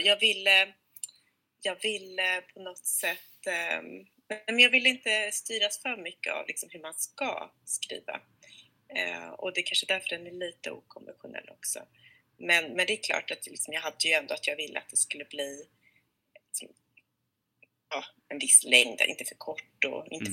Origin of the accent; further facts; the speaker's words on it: Sweden; now in Stockholm, Sweden; jag är själv svensk-amerikan, men uppvuxen i Sverige